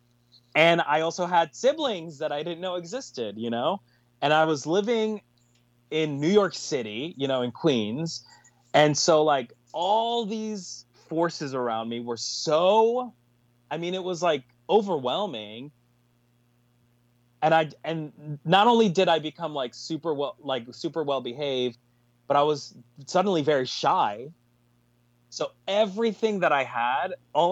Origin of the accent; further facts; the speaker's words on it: Colombia; now in United States; I was born in Colombia, I was born in South America, and when I was 2 years old, my mom and my dad left to the States, and they left me in Colombia